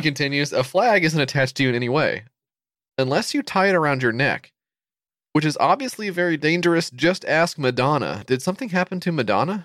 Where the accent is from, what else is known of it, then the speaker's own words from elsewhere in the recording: United States; as an American